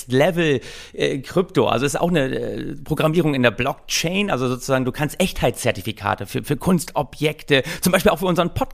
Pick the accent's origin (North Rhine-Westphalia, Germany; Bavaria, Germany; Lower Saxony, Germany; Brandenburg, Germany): Lower Saxony, Germany; Oldenburg; Ich dachte immer, Vatertag, ich komme aus Oldenburg, da wird gesoffen ohne Ende.